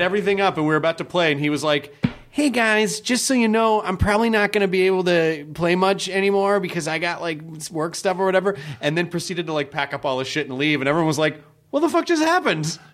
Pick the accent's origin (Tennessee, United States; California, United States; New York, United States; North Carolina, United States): Tennessee, United States; Memphis; when I grew up in Memphis